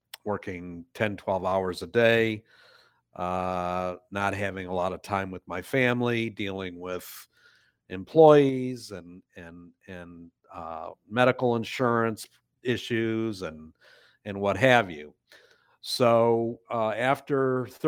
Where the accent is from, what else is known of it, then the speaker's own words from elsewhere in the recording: Detroit, Michigan, United States; moved away as an adult; also born or lived in Ohio; I come from Detroit, Michigan. I was born and raised there and then moved to Ohio in 1980